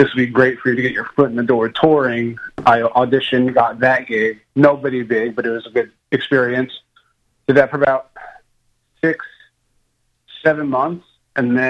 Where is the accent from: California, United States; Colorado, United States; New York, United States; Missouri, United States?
New York, United States; now in Nashville, United States; I'm originally from New York